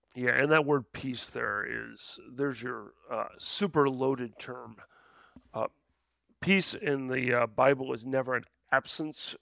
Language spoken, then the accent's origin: English; Midwest, United States; I'm a Midwesterner